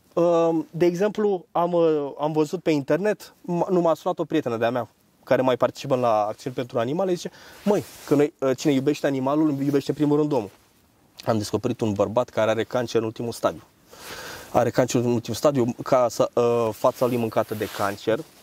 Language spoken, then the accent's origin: Romanian; Romania